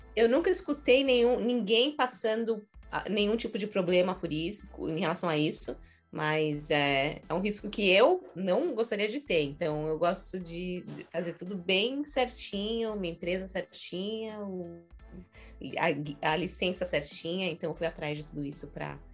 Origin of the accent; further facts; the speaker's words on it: São Paulo, Brazil; moved away as an adult; now in New York, United States; sou guia e sou de São Paulo.